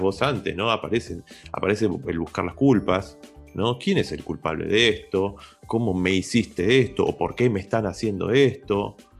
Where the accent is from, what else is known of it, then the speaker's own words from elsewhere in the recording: Argentina; nosotros que somos argentinos